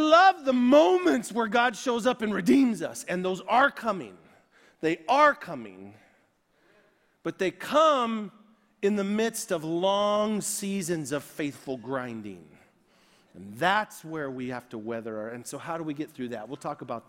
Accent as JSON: {"language": "English", "country": "United States", "said": "I am American to the core"}